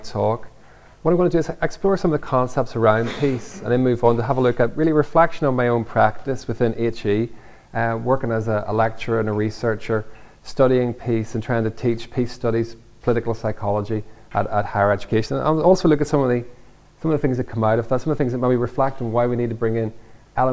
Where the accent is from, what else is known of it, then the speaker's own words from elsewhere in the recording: Northern Ireland, United Kingdom; when I grew up in Northern Ireland